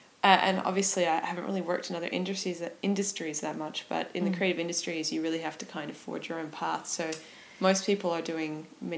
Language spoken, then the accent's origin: English; Perth, Western Australia, Australia; moved away; I'm from Perth, and so I left Perth about 2.5 years ago. And there were lots of reasons that I left. It was just a spontaneous move that worked out for me.